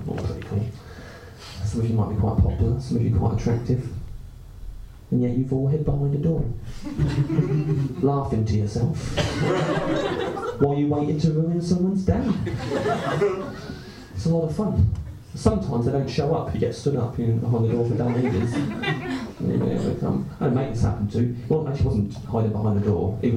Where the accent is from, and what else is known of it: Canterbury, South East England, United Kingdom